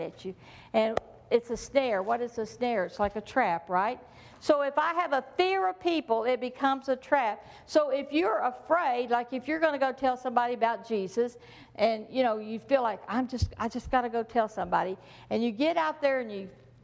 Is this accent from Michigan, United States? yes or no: no; Texas, United States; I'm from Texas